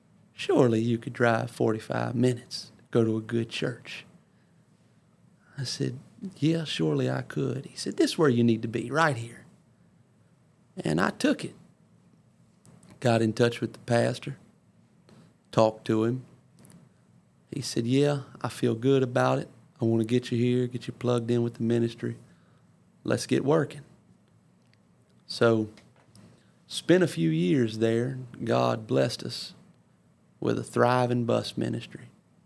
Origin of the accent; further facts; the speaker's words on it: Ponchatoula, Louisiana, United States; Brother Barfield, you probably don't remember me, but I'm from Ponchatoula, Brother Stone's church.